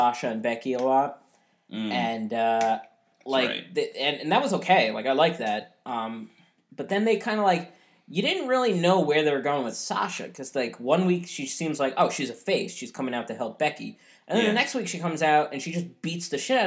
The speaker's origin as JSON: {"language": "English", "country": "Ireland", "said": "We're both Irish"}